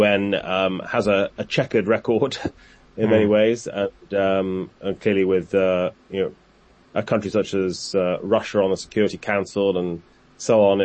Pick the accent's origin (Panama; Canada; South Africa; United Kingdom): United Kingdom; now in Washington, United States; I say this as a Brit